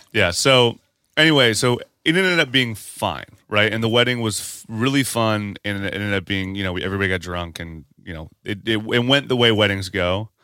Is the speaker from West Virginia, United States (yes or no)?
yes; Parkersburg, West Virginia, United States; moved away; where I'm from. Parkersburg, West Virginia.